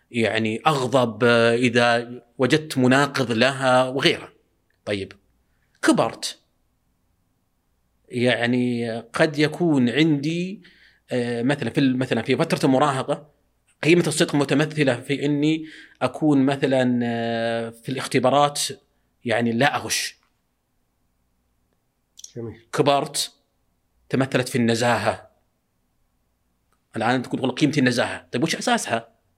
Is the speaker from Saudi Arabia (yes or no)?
yes; Al Mithnab, Qassim Province, Saudi Arabia; عندنا بالمذنب آه، إيه. ديرتنا